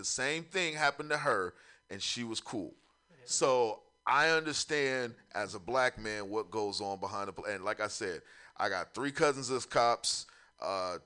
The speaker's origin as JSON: {"language": "English", "town": "Memphis", "region": "Tennessee", "country": "United States", "tie": "born or raised there", "said": "I grew up in San Francisco in Memphis, Tennessee."}